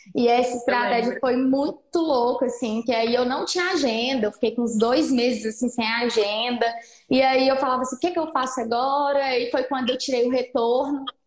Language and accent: Portuguese; Patos de Minas, Minas Gerais, Brazil; Eu sou de Minas Gerais, Patos de Minas, uma cidade de 160 mil habitantes, 155 mil habitantes que tem